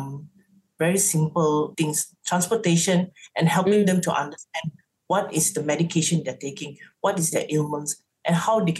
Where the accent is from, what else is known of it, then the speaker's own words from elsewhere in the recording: Seremban, Negeri Sembilan, Malaysia; moved away; Seremban have to, you know, it's like, that's my hometown.